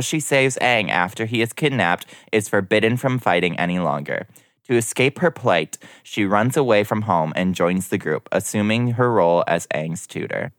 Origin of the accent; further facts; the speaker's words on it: Minnesota, United States; I was born in Minnesota